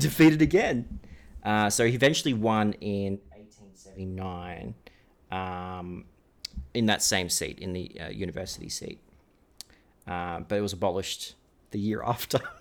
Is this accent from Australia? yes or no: yes; Australia